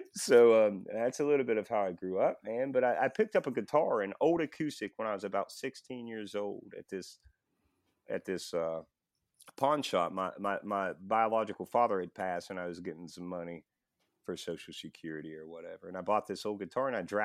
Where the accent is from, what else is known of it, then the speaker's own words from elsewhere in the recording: Buchanan, West Virginia, United States; I was born in Buchanan, West Virginia. Way out in the middle of the woods